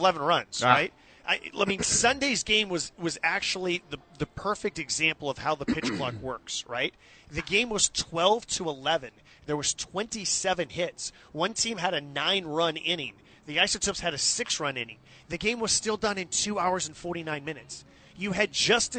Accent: Bay Area, California, United States; I grew up in the Bay Area

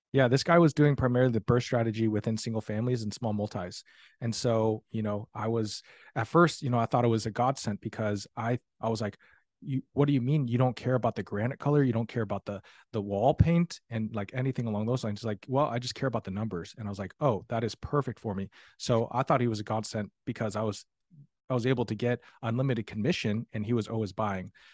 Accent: Columbus, Ohio, United States; moved away as an adult; now in Tulsa, United States; I grew up in Columbus, Ohio

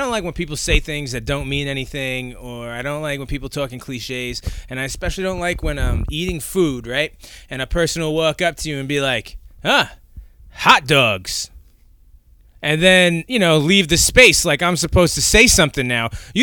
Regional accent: New York, United States; I'm from New York

